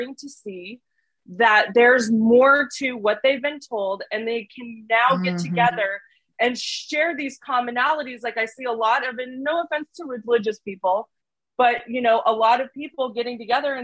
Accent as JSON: {"language": "English", "town": "Portland", "region": "Oregon", "country": "United States", "tie": "born or raised there", "said": "I grew up in Portland, Oregon"}